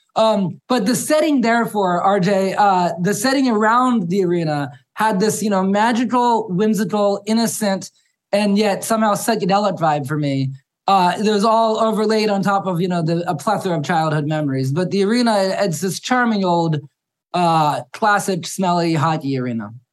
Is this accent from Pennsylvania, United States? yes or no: yes; Harrisburg, Pennsylvania, United States; I grew up in Harrisburg, which is about 20 minutes from the venue.